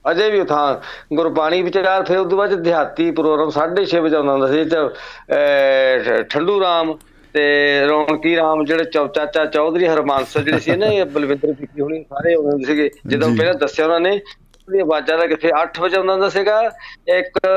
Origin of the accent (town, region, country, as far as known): Punjab, India; born or raised there; moved away as an adult; now in Kuwait